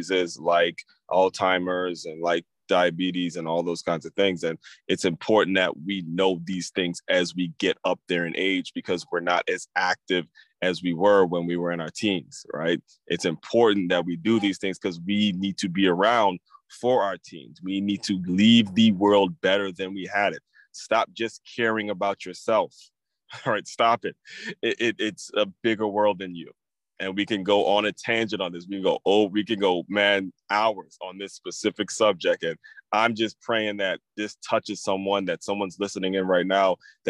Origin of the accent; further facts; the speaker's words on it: Maryland, United States; I grew up in Maryland